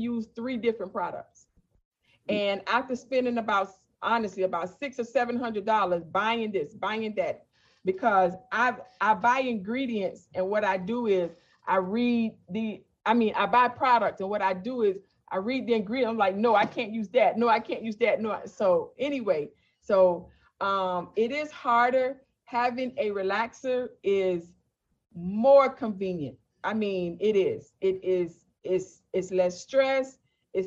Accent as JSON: {"language": "English", "town": "Miami", "region": "Florida", "country": "United States", "tie": "born or raised there", "also_born_or_lived": "Fort Lauderdale, Florida / West Palm Beach, Florida / Riviera Beach, Florida", "said": "I am a 100% Floridian. I've never seen snow. I was born in Fort Lauderdale. We moved to West Palm Beach, Riviera. And when I was about 8 or 9, when I was about 9, we moved to Miami."}